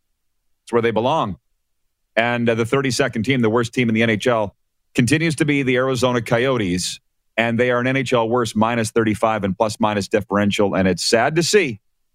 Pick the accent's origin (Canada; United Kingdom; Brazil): Canada; as Canadian kids, we grow up either hockey or curling, curling or hockey.